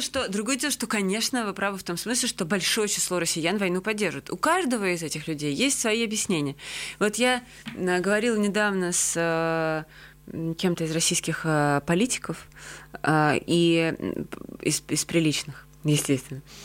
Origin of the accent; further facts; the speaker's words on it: Georgia; also born or lived in Russia; now in Riga, Latvia; Как человек, который вообще-то себя прежде всего ассоциирует с Грузией